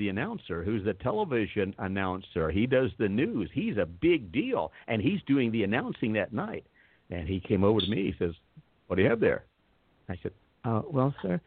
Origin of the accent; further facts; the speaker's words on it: North Carolina, United States; moved away as an adult; I'm back in North Carolina, near my hometown